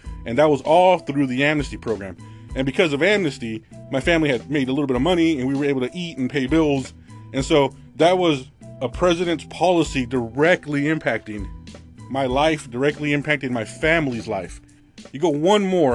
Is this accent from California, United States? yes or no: yes; Southern California, United States; growing up in Southern California, right on the border, actually